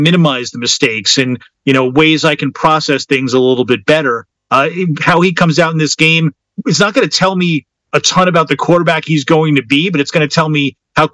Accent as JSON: {"language": "English", "region": "New York", "country": "United States", "tie": "born or raised there", "said": "I grew up in New York watching the Lawrence Taylor Giants."}